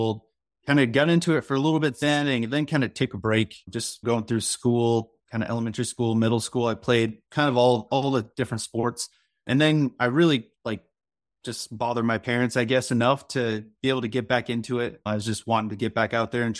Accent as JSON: {"language": "English", "region": "North Carolina", "country": "United States", "tie": "born or raised there", "also_born_or_lived": "West Coast, United States", "said": "I was born on the West Coast, kind of grew up in North Carolina"}